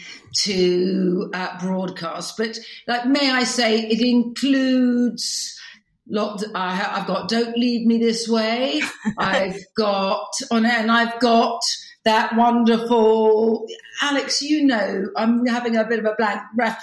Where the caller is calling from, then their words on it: London, United Kingdom; London City. Well, not London City, but London Town.